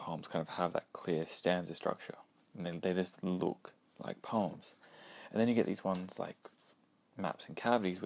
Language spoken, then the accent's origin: English; Australia; being Australian